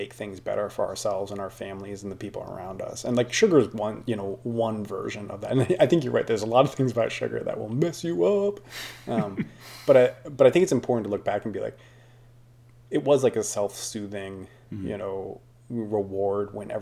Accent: United States

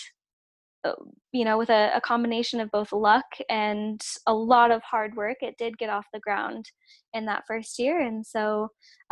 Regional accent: West Coast, United States; moved away; also born or lived in Georgia; it was actually when I moved away from the West Coast and I moved to Georgia

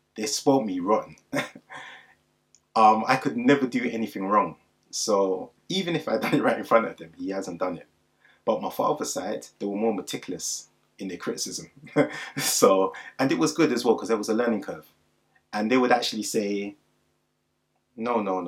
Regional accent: London, United Kingdom; also born or lived in Wandsworth Road, London; I'm originally from Clapham Junction

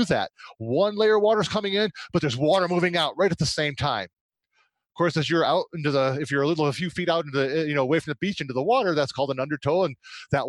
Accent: United States; I'm an American

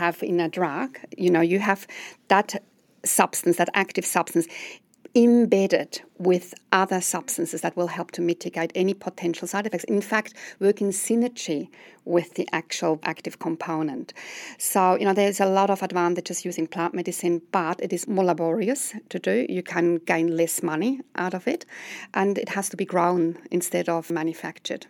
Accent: Switzerland; now in New Zealand; as you will discover from my accent, I'm coming from overseas. I come from Switzerland

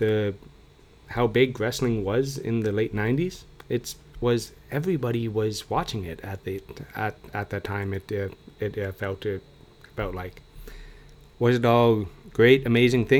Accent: Guelph, Ontario, Canada; Guelph is my hometown. My parents still live there

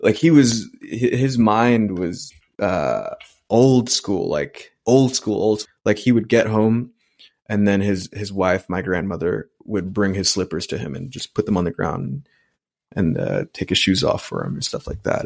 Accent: New York City, New York, United States; I grew up in Elmhurst, Queens, which is per capita the most culturally diverse population in the world

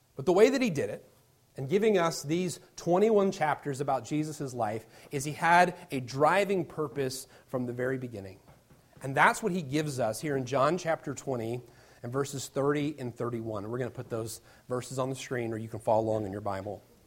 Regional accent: Virginia Beach, Virginia, United States; now in Indiana, United States; I'm originally from Virginia Beach, Virginia

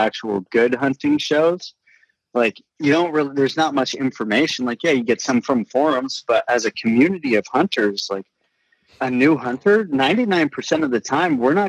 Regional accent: Marin County, California, United States; I grew up in Marin County, California, you know, like hunting is not the normal out here

